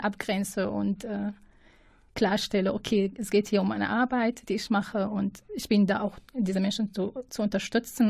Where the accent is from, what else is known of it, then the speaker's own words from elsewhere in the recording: Syria; now in Münster, Germany; ich bin aus Syrien